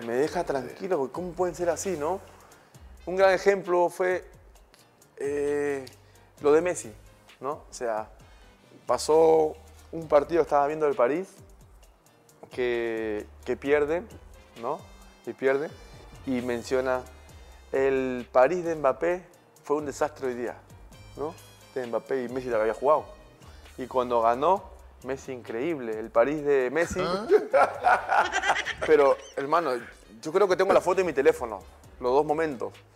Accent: Peru; somos peruanos

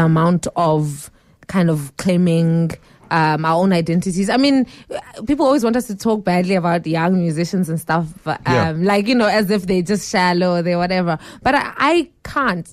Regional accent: South Africa; moved away; also born or lived in Tanzania; It gave me a view of myself as being an African and not just as being a South African

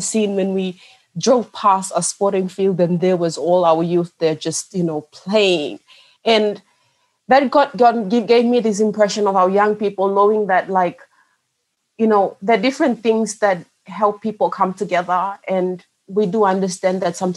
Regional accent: Bougainville, Papua New Guinea; I'm from Bougainville, and we stepped into our community in Bougainville

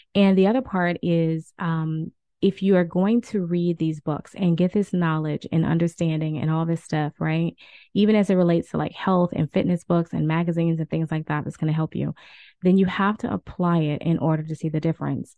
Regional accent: New Orleans, Louisiana, United States; I'm from the South. I'm from New Orleans

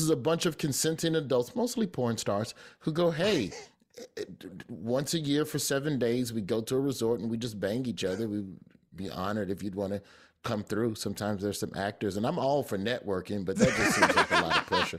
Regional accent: Alabama, United States; I'm from Alabama

